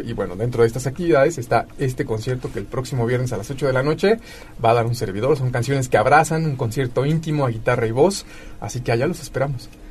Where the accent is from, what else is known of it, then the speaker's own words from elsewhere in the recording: Puebla, Mexico; como poblanos